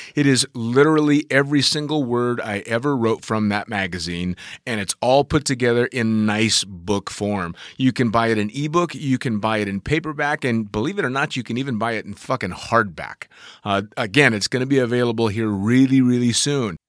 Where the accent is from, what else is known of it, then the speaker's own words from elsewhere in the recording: United States; as an American jumping up, you know, starting my career there